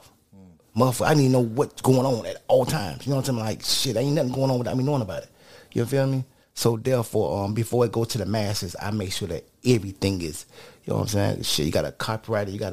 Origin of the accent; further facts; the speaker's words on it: Opa-locka, Florida, United States; I'm from the Bab in Opa-locka